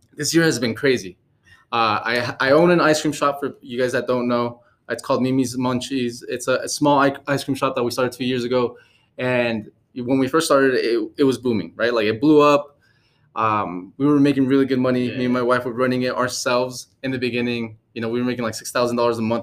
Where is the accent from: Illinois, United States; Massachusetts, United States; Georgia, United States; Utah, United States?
Utah, United States; also born or lived in California; i uh, was born in california but raised in utah so i'm more of a utah kid